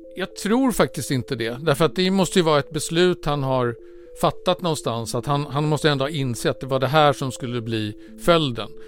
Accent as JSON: {"language": "Swedish", "country": "Sweden", "said": "som svensk"}